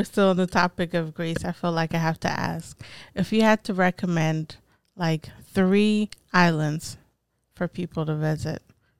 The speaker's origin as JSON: {"language": "English", "country": "Ethiopia", "tie": "born or raised there", "first_language": "Tigrinya", "second_language": "English", "moved": "yes", "said": "I grew up in Ethiopia, but I'm Eritrean. So in the household, like I learned Tigrinya, which is an Eritrean language. And then, but I lived in Ethiopia, so of course you had to learn that language."}